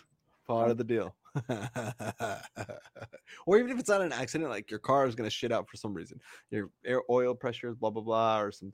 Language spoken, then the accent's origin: English; Nebraska, United States; we grew up in Nebraska where all the roads are straight for miles. It's like literally quadrants of roads because that's how long the farms are